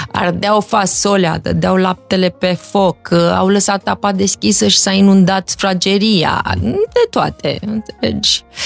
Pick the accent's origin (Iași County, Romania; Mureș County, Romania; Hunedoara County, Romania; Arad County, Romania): Iași County, Romania; Iași; moved away as an adult; also born or lived in Los Angeles; eu sunt o fată de la Iași, dintr-o familie cu această configurație